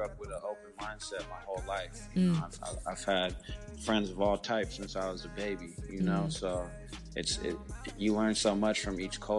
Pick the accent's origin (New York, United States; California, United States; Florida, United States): California, United States; Alameda; I'm from Alameda, California, which is in the Bay Area